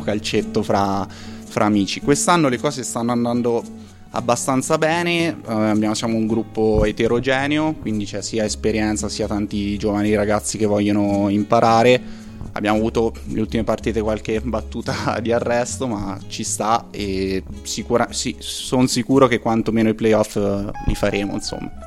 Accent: Perugia, Umbria, Italy; moved away as an adult; now in Trento, Italy; non sono di Trento, sono di Perugia

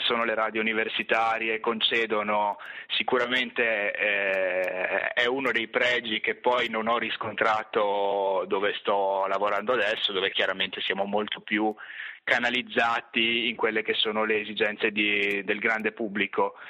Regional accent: Trento, Trentino-Alto Adige, Italy; moved away as an adult; io avevo studiato a Trento, nella mia città d'origine, non ero quindi mai uscito per lunghi periodi dalla realtà locale

